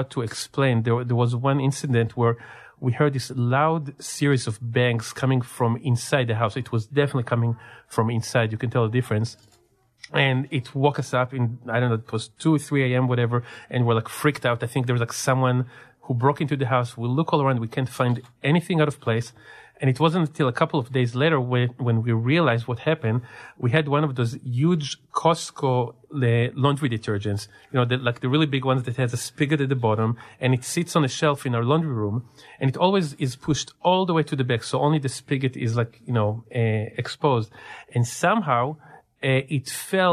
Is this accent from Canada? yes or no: no; Israel; also born or lived in California; now in San Diego, United States; growing up in Israel and through my time in California. After I moved here